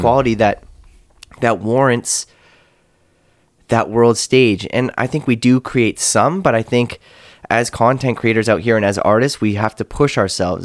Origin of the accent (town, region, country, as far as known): Canada